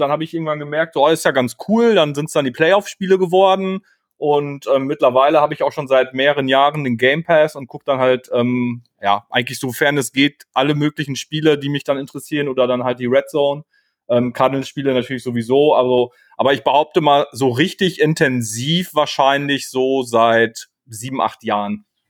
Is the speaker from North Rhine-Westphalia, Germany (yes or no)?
yes; Münster, North Rhine-Westphalia, Germany; moved away; komme aus Münster, ähm, geboren, zwischendurch mal weggezogen, mittlerweile wieder hier lebend